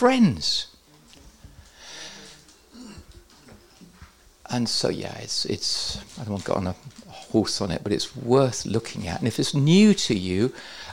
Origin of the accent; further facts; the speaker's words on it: England, United Kingdom; I'm English